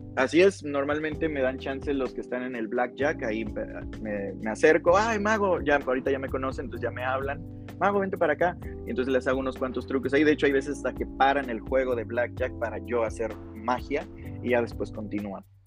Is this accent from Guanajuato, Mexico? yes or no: no; Veracruz, Mexico; now in Guadalajara, Mexico; soy de Veracruz